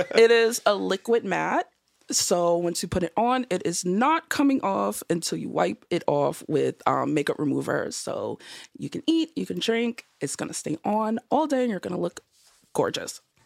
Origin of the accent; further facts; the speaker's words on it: Boston, Massachusetts, United States; also born or lived in Georgia; I'm from Boston